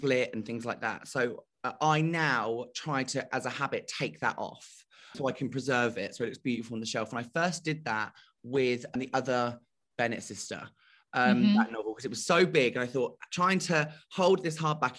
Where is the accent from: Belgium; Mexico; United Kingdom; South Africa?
United Kingdom; I'm so British